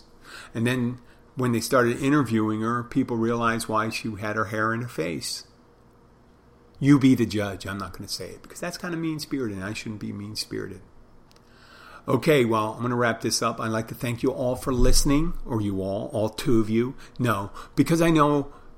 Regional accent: Philadelphia, Pennsylvania, United States; people go and say, hey, where are you from? I go, Philadelphia.

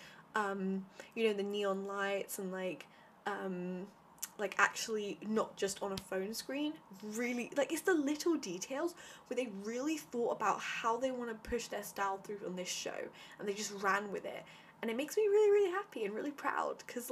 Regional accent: United Kingdom; growing up as an Indian, like a British Indian

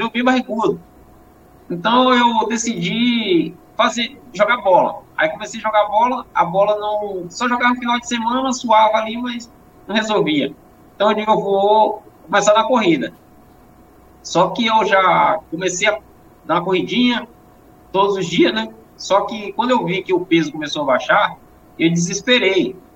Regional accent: Bahia, Brazil; eu vim do interior da Bahia, e lá no interior era, é um lugar que.

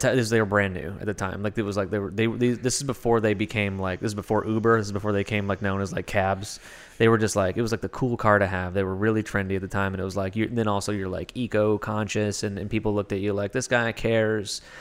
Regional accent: Kentucky, United States; now in Los Angeles, United States; I'm from Kentucky.

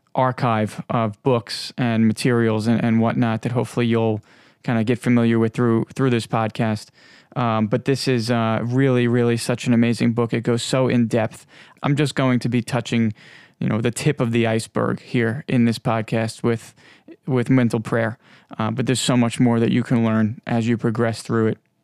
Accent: Long Island, New York, United States; I am from the United States, more specifically Long Island, New York, and I'm sure you might be able to hear it in my voice.

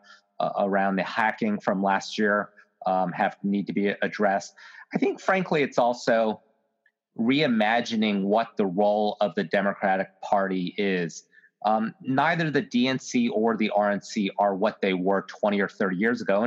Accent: Virginia, United States; my home state of Virginia

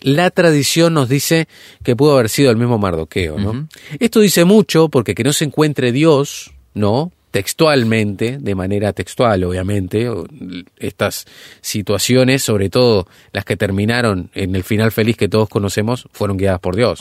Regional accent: Uruguay; nuestro país, hablando puntualmente Uruguay

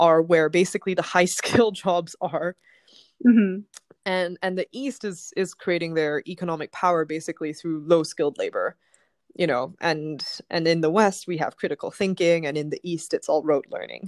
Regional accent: Bangkok, Thailand; moved away as an adult; now in London, United Kingdom; I grew up in Thailand, so I was born in Bangkok. I lived in Thailand until I was 18, but I went to a Western school, and I've been living in London for the last 12 years

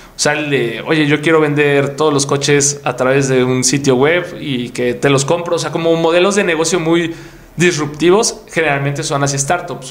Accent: Puebla, Mexico; Yo soy de Puebla

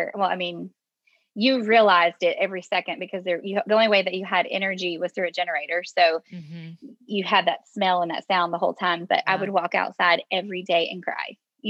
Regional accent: Louisiana, United States; wrote the introduction and the conclusion of the book all in the aftermath of Hurricane Laura that hit my hometown.

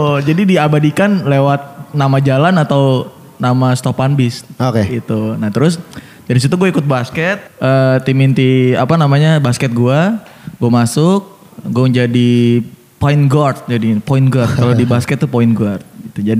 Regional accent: Tangerang, Banten, Indonesia; Gue anak Tangerang dulu.

